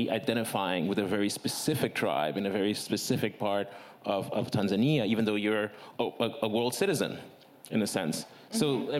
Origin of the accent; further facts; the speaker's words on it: Togo; now in United States; I'm from Togo, West Africa, because 99% of the people I've met in America have never heard of Togo.